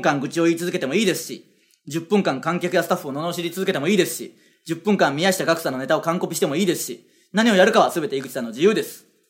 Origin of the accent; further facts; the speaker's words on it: Okayama, Japan; now in Tokyo, Japan; 岡山出身ですからね